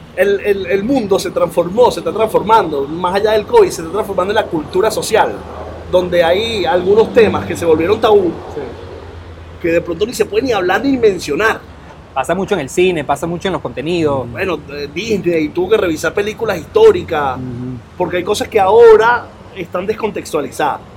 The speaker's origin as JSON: {"language": "Spanish", "town": "Caracas", "region": "Capital District", "country": "Venezuela", "said": "¿tú sabes dónde, dónde soy yo, Oscar? De Antímano"}